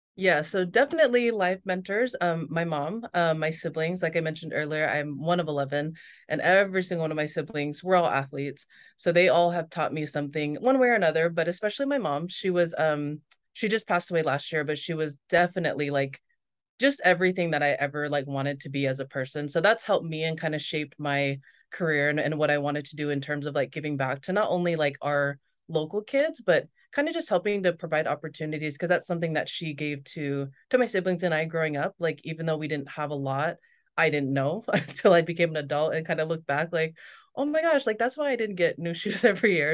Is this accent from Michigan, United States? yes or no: no; Las Vegas, Nevada, United States; moved away as an adult; also born or lived in Torrance, California / Provo, Utah / North Shore, Oahu, Hawaii; now in Maui, United States; I grew up in Vegas